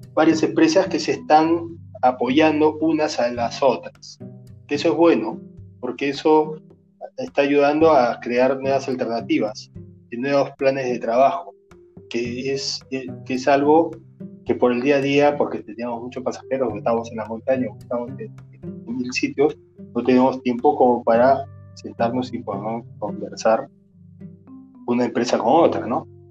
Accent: Cusco, Peru; yo soy del Ande, yo soy cusqueño

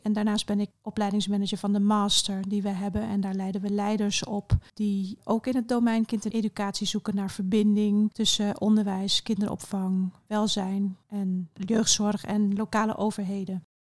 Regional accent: Curaçao; ik ben op Curaçao opgegroeid

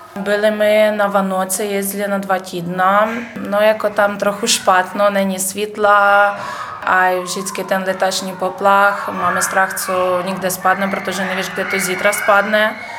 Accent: Berdychiv, Zhytomyr Oblast, Ukraine; Czech is a second language; moved away as an adult; now in Havířov, Czech Republic; já jsem z Žitomorské oblasti, město Berdičev

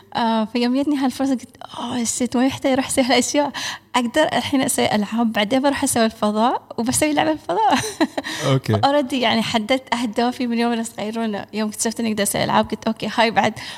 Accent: United Arab Emirates; انا الاماراتيه الوحيده في البرنامج

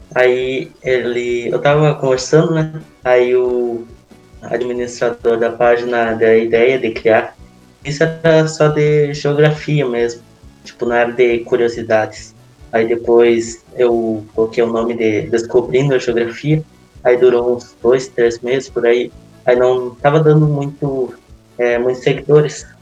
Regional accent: Maçambará, Rio Grande do Sul, Brazil; sou de Massamará, é uma cidade pequena na fronteira oeste, com cerca de quase 5 mil habitantes

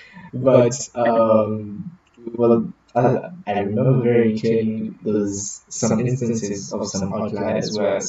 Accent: Canada; because we're Canadian.

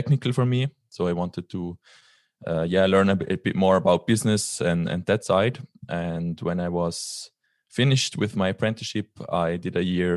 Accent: Liechtenstein; So I am from Liechtenstein. It's a very tiny country in the middle of Europe between Switzerland and Austria. And yeah, I grew up here all my life. I'm still living here.

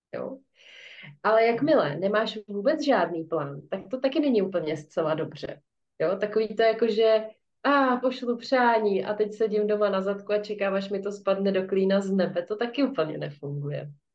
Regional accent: Czechia; tady u nás v Čechách

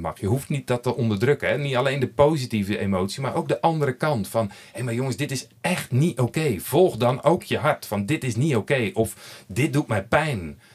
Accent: Netherlands; moved away as an adult; now in Belgium; je hoort het al aan mijn spraak. Ik kom uit Nederland, kan daar niks aan doen. Ik ben daar geboren.

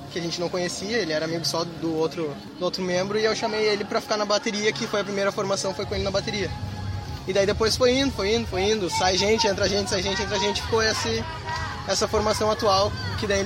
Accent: Porto Alegre, Rio Grande do Sul, Brazil; Surgiu de uma conversa de amigos lá na Redenção, em Porto Alegre, que a gente é de Porto Alegre.

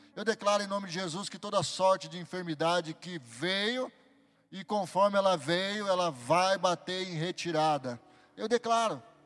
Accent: Barbacena, Minas Gerais, Brazil; quando eu era pequeno, lá em Barbacena

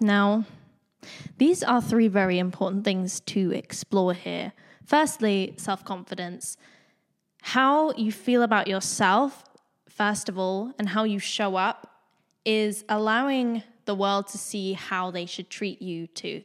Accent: Bournemouth, South West England, United Kingdom; moved away as an adult; also born or lived in London; I grew up around Bournemouth, which is a small town in the U K

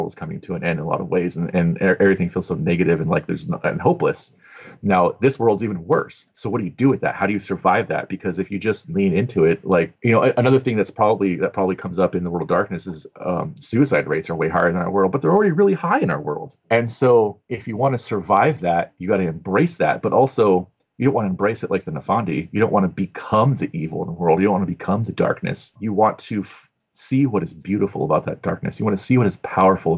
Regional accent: Southern California, United States; growing up in Southern California

